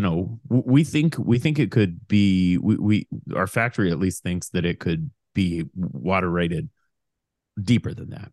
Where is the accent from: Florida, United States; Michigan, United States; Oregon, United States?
Oregon, United States; Portland; I grew up on Foster Road in Portland.